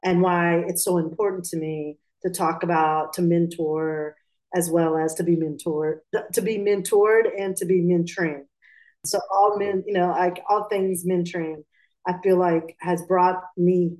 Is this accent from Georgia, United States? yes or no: yes; Atlanta, Georgia, United States; also born or lived in Pakistan; So I was born in Pakistan and I was raised in Georgia, in Atlanta